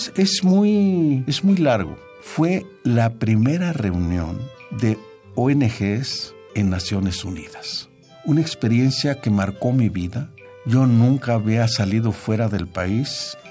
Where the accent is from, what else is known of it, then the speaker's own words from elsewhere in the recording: Mexico; moved away; somos mexicanos